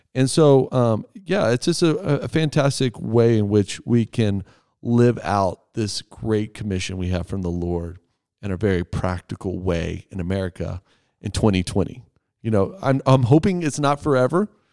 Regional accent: Texas, United States; now in Erie, United States; I'm from Texas, but have lived on the Front Range for quite a long time now

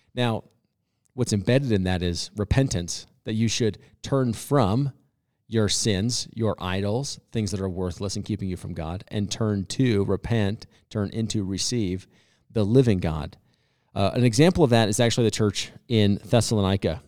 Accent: United States; we as Christians, especially as American Christians

